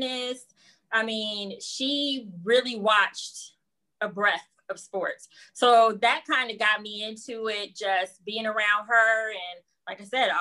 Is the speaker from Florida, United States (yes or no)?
yes; Jacksonville, Florida, United States; moved away; I'm originally from Jacksonville, Florida.